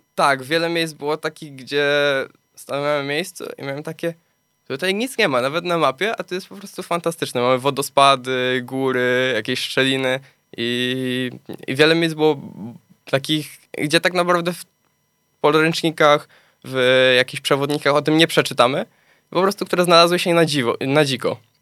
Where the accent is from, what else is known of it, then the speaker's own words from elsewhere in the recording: Gliwice, Silesian Voivodeship, Poland; urodziłem się na Śląsku, mieszkam na Śląsku